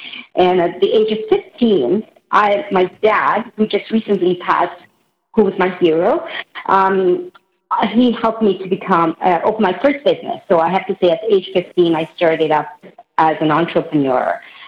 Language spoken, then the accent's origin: English; Indiana, United States; So I was born in Indiana, and I grew up with a family where both my mom and dad owned their own businesses.